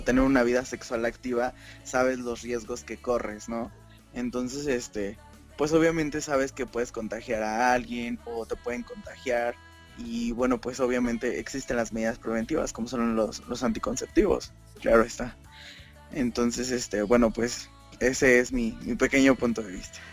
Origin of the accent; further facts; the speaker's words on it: Mexico City, Mexico; yo soy del Distrito Federal